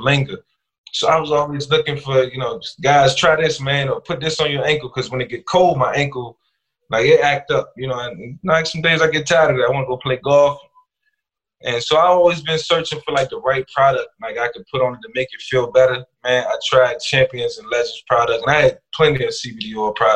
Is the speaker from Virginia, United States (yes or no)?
yes; Newport News, Virginia, United States; growing up in Newport News